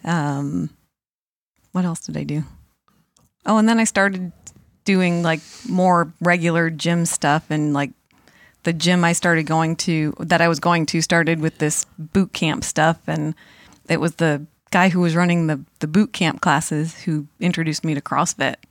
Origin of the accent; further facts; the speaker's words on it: Monson, Massachusetts, United States; I grew up in Munson, Mass